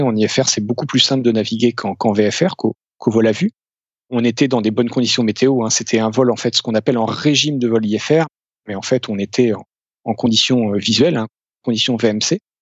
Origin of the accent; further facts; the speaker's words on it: France; also born or lived in Dublin, Ireland / Amsterdam, Netherlands / Paris region; en tant que Français